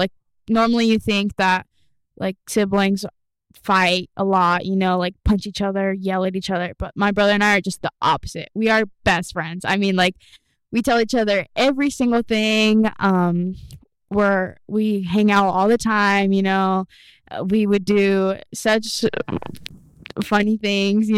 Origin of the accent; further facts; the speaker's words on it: Kearney, Nebraska, United States; now in Lexington, United States; Born in Kearney